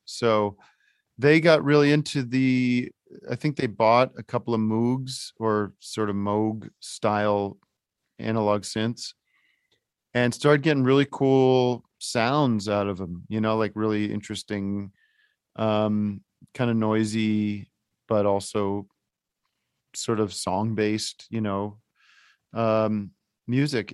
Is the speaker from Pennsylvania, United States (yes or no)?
yes; Allentown, Pennsylvania, United States; I grew up in Allentown